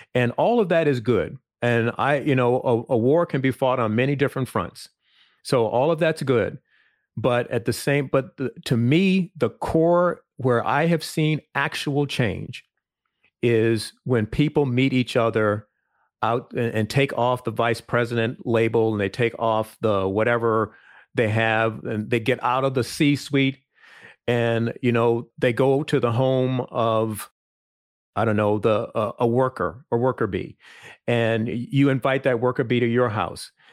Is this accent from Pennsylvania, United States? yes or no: no; Virginia, United States; I grew up in a small town, um, rural town in Virginia